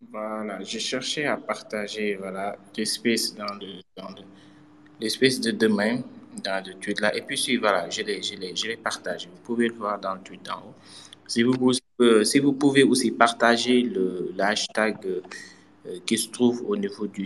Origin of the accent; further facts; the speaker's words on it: Senegal; moi en tant que Sénégalais